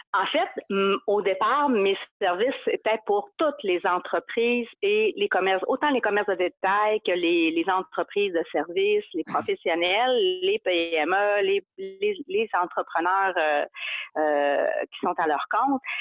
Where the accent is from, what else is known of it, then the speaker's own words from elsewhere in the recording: Chicoutimi, Quebec, Canada; accent: Saguenay; je viens du Saguenay, de Chicoutimi plus précisément, c'est ça mon accent